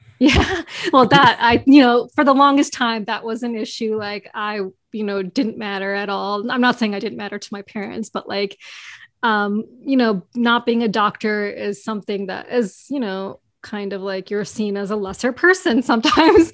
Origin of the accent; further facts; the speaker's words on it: New York, United States; I grew up in New York. I've born and raised in New York